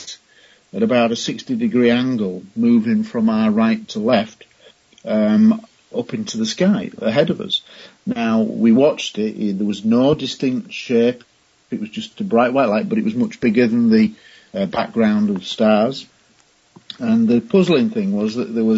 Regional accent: Scunthorpe, Yorkshire and the Humber, United Kingdom; my hometown of Scunthorpe in Lincolnshire in England

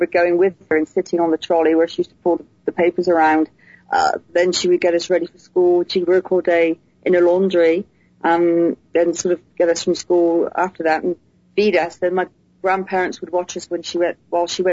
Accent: Huddersfield, Yorkshire and the Humber, United Kingdom; now in England; I was born in England in a little town called Huddersfield in Yorkshire

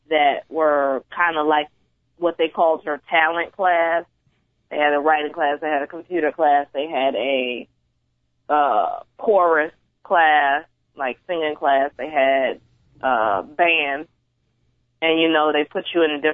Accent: New York City, New York, United States; moved away as an adult; now in Chicago, United States; I'm from Brooklyn. I've been here for about 6 years now

